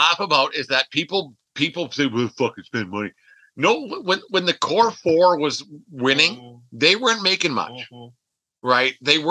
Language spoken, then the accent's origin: English; Canada; We're all Canadian. We all watched the Jays growing up.